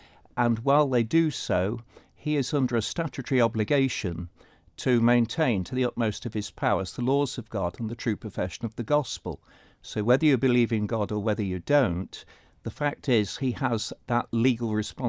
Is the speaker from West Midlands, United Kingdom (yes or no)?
no; Wales, United Kingdom; moved away as an adult; now in Isle of Man; come from one Celtic country to another, I find the bill to be countercultural, because certainly I came from Wales before I came to the Isle of Man